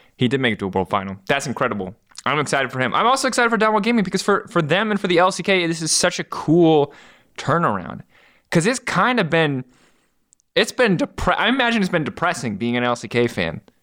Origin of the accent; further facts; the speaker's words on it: United States; I'm an American